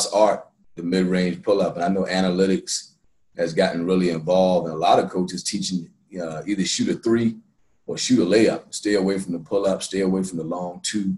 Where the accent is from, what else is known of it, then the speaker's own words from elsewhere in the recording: North Charleston, South Carolina, United States; I grew up in North Charleston